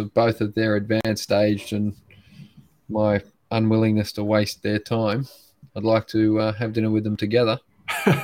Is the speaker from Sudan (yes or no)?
no; Sydney, New South Wales, Australia; I grew up in Sydney, family of 8 boys